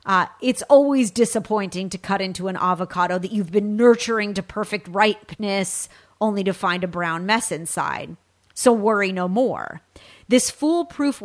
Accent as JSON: {"language": "English", "region": "California", "country": "United States", "tie": "born or raised there", "said": "from my home state of California"}